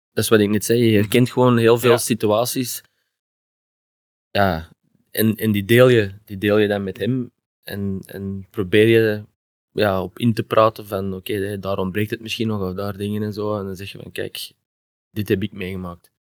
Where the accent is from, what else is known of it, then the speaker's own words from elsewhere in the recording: Antwerp, Flanders, Belgium; accent: Antwerps; moved away as an adult; also born or lived in Heerlen, Netherlands; now in Genk, Belgium; als Antwerpenaar